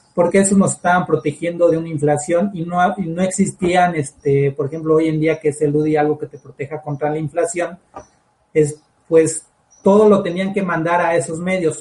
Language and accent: Spanish; Mexico; Lo que necesitamos como todos mexicanos